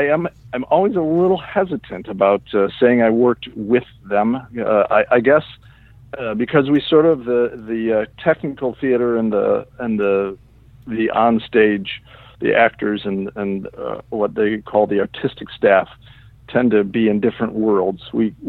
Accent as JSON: {"language": "English", "region": "Midwest", "country": "United States", "tie": "born or raised there", "moved": "as an adult", "lives_now": "New York City, United States", "said": "I grew up in the Midwest, and I was actually grew up in a, strangely enough, a theater family. Both my folks were in the professional theater outside of Chicago."}